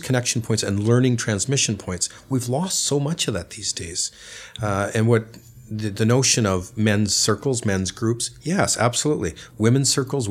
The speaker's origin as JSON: {"language": "English", "country": "Canada", "moved": "yes", "lives_now": "London, United Kingdom", "said": "I'm Canadian, and in Canada, there's a longer parental leave for a child's birth"}